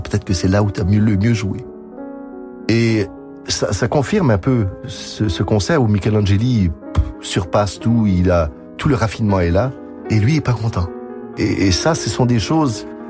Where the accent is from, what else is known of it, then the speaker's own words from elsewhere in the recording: Quebec, Canada; accent: Québécois; also born or lived in France; Je suis né en France, de parents français, arrivé au Québec. Le Québec m'a tout donné.